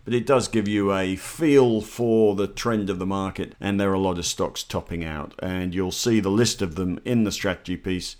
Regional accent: Australia; as an Australian investor

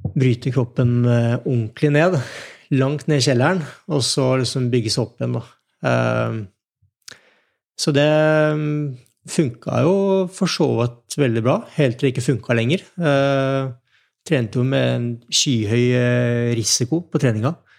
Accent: Nittedal, Akershus, Norway; jeg vokste opp i Nittdal

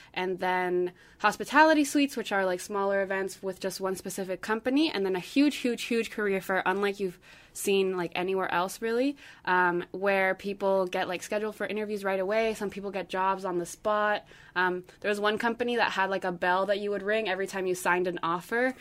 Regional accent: Santiago, Santiago Metropolitan Region, Chile; moved away; I'm from Santiago, Chile

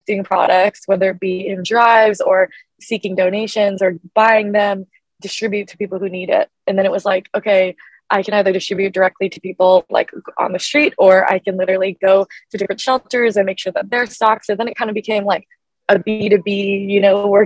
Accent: Portland, Oregon, United States; growing up in Portland, Oregon

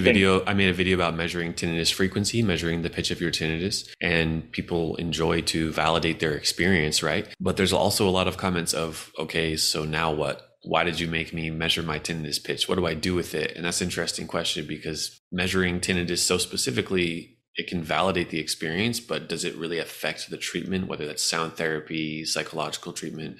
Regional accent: United States; I'm an American

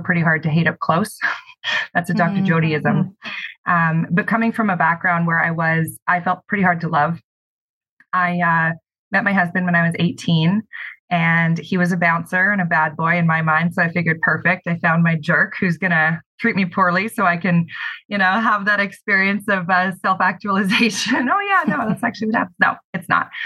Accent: Kelowna, British Columbia, Canada; I'm born and raised in Kelowna

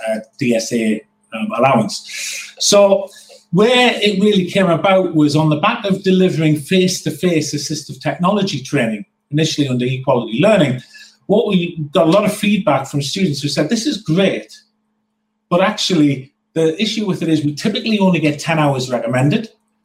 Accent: North East England, United Kingdom; as a Northerner

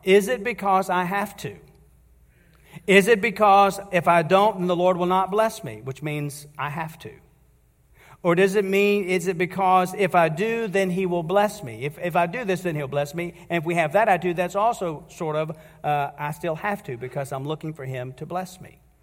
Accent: United States; And as American citizens

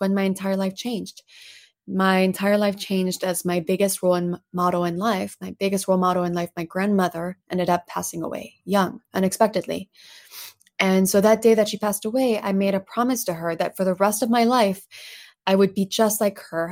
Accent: Plano, Texas, United States; English is a second language; also born or lived in Paris, France; by age 10, suddenly moved us from Paris, France to Plano, Texas. And so I grew up in Plano thereafter, struggled so much, couldn't speak English at the time

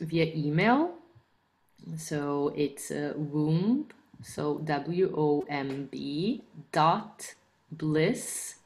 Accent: Brazil; I am from Brazil

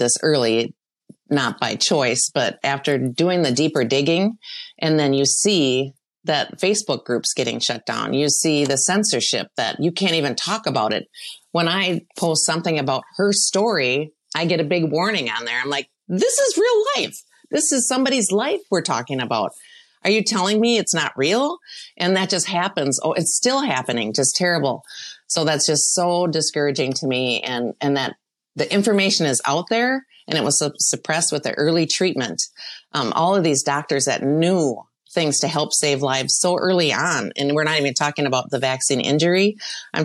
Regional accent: Rochester, Minnesota, United States; I grew up in Rochester, and I have family that works there

